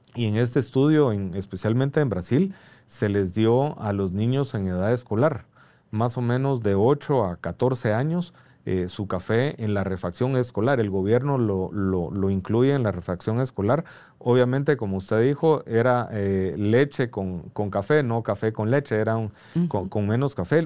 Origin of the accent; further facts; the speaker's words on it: Guatemala; como guatemaltecos